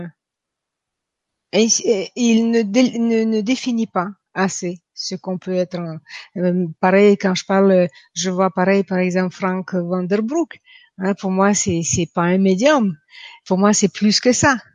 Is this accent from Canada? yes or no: yes; Quebec City, Quebec, Canada; now in France; Je viens de Québec. Je vis en France, mais j'ai habité 20 ans au Québec. Vous allez entendre un petit accent euh, russe de temps en temps.